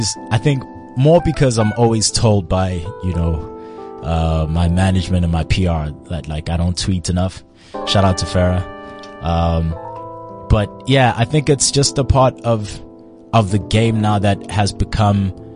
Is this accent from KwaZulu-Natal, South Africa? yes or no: yes; Durban, KwaZulu-Natal, South Africa; I'm from Durban, man.